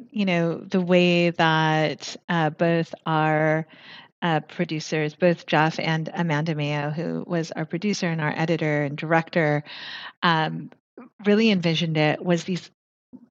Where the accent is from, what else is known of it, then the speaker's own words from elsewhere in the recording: Philippines; I'm Filipina